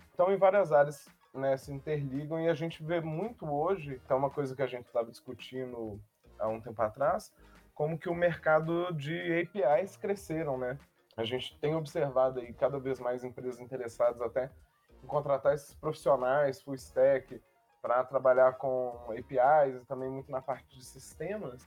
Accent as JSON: {"language": "Portuguese", "town": "Belo Horizonte", "region": "Minas Gerais", "country": "Brazil", "said": "eu sou aqui de Belo Horizonte, então eu percebo muito o mercado daqui"}